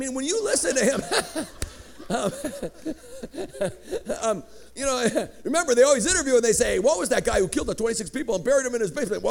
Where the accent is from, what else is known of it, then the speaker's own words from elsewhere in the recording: Chicago, Illinois, United States; first language Greek; English is a second language; now in Colorado, United States; I grew up in Chicago, on the west side of Chicago